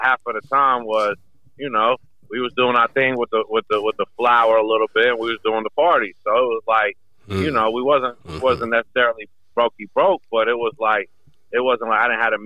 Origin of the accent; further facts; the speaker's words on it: Greensboro, North Carolina, United States; where I was from, which is, you know, Greensboro. You know what I'm saying? Even though I came to North Carolina 8 years old